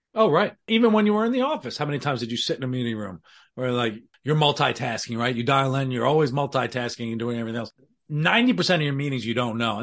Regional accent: New York City, New York, United States; my Irish background in the Bronx

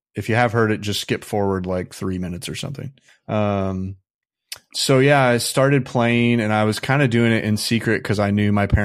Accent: Midwest, United States; When I grew up in the Midwest, so conservatism's pretty dominant there.

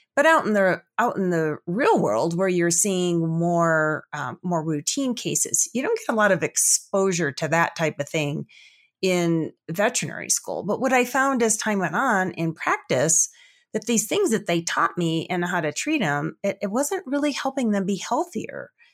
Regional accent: Chicago, Illinois, United States; also born or lived in Colorado / Pocatello, Idaho / Salt Lake City, Utah; now in Denver, United States; I grew up actually back in the Chicago area, but we were on the outskirts, so we had about five acres

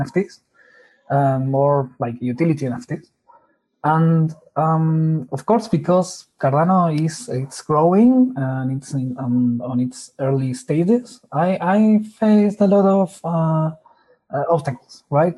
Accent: Argentina; I'm from Argentina

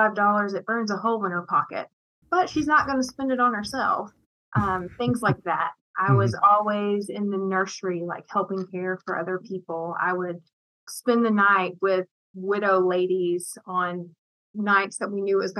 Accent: East Tennessee, United States; also born or lived in Murfreesboro, Tennessee; I was born in East Tennessee

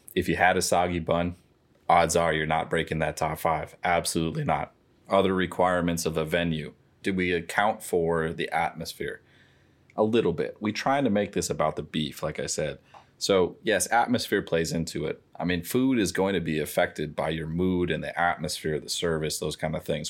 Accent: St. Louis Park, Minnesota, United States; I grew up in Saint Louis Park.

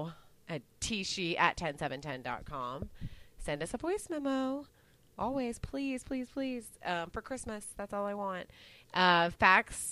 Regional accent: Dallas, Texas, United States; I grew up in Dallas

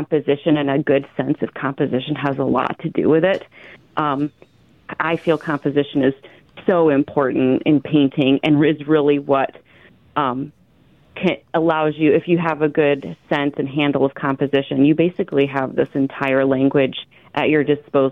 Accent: Clinton, Iowa, United States; I'm like a born and bred Iowan. I was born and raised in Clinton, Iowa, and I left for several years and just moved back to the area in like 2016, 2017

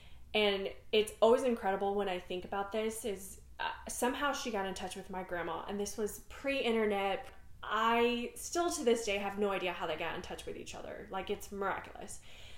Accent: Netherlands; first language Dutch; English is a second language; now in Texas, United States; I grew up in the Netherlands, trying to figure out, and I definitely was one of the few Asian kids in my school. But my primary language was Dutch.

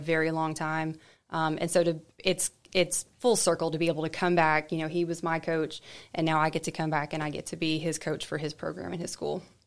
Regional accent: United States; moved away; I grew up in Murray County, and so I knew I always wanted to come back

